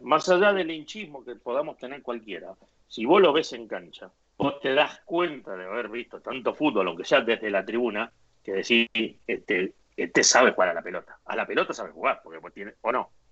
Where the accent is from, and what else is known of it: Argentina; moved away as an adult; also born or lived in Spain; now in Madrid, Spain